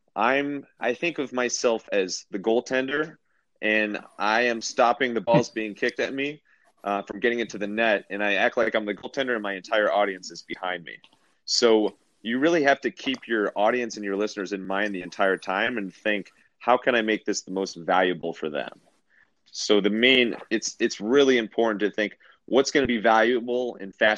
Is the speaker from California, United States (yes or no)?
no; Cleveland, Ohio, United States; I'm from Cleveland, big Cavs fan